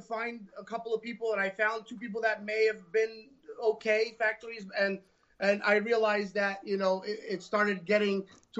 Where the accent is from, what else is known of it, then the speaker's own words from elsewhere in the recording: Staten Island, New York, United States; Staten Island, New York.